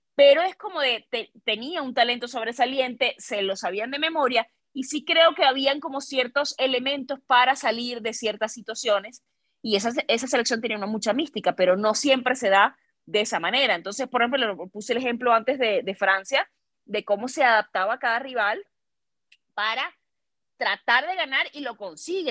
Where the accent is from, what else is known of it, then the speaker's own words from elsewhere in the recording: Venezuela; now in Mexico; también soy venezolana